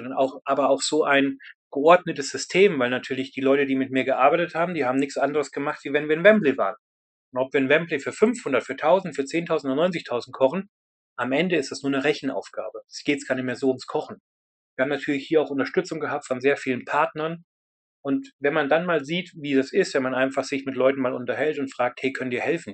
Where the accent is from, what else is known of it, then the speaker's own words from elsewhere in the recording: Germany; now in United Kingdom; als Deutscher in, in einem anderen Land